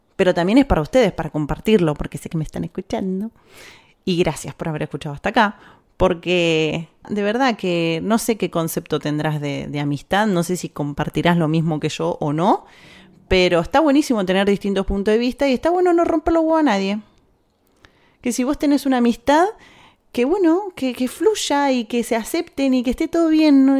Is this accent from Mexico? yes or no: no; Argentina; now in Spain; de Argentina